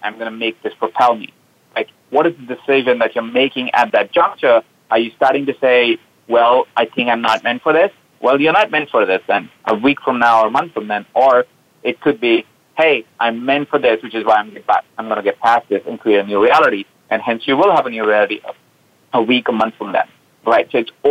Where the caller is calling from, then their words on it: Los Angeles, California, United States; I'm calling in from Los Angeles. I live in Los Angeles now. When we met, I was traveling around the world.